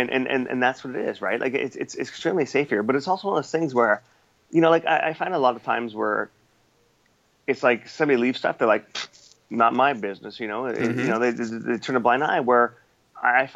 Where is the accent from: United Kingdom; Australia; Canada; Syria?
Canada; moved away as an adult; now in Singapore; growing up in North America